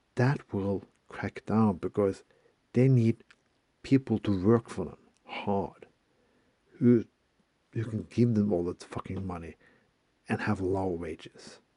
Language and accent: English; Bergen, Vestland, Norway; my hometown of Bergen